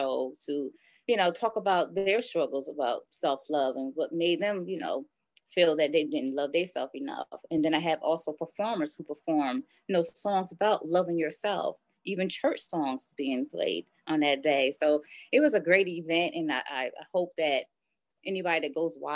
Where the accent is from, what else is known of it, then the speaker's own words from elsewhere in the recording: Poughkeepsie, New York, United States; now in Buffalo, United States; I'm originally from Poughkeepsie, New York